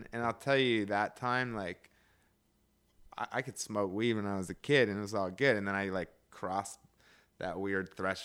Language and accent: English; Seattle, Washington, United States; moved away as an adult; also born or lived in Berkeley / Oakland; I grew up in Seattle